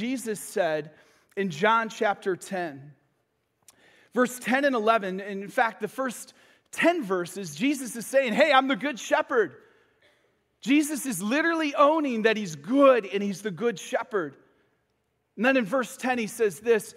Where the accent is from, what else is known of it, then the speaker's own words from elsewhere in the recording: Michigan, United States; moved away as an adult; now in Florida, United States; I'm from Michigan.